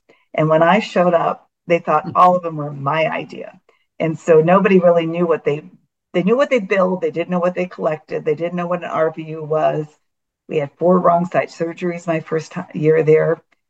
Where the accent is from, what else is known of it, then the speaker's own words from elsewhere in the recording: California, United States; I think that's bothered him the most, as I was from California.